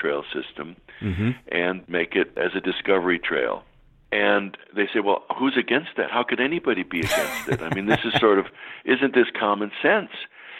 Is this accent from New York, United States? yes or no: no; California, United States; now in Maryland, United States; Like you, I'm a Westerner. As I said, I grew up in California and did lots of hiking in the Sierras.